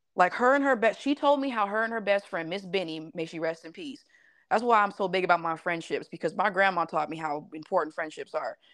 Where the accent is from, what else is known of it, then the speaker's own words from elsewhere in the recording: Las Vegas, Nevada, United States; I was born and raised mm-hmm. in Las Vegas